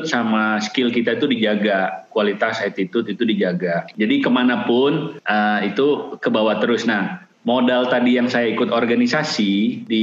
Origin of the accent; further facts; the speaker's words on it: Sumatra, Indonesia; saya orang Sumatera tapi bukan dari kotanya